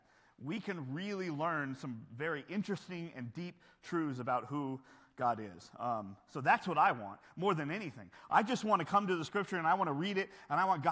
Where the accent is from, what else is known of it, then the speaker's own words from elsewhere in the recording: United States; growing up in America